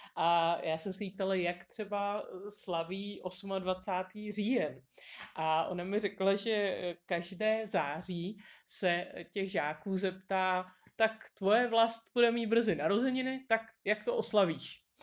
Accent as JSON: {"language": "Czech", "country": "Czechia", "said": "jsme z Čech"}